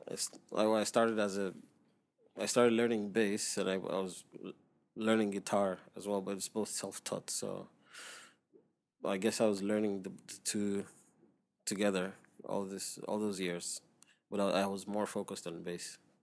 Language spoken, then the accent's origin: English; Lagos, Nigeria; moved away as an adult; now in Dubai, United Arab Emirates; I grew up in Nigeria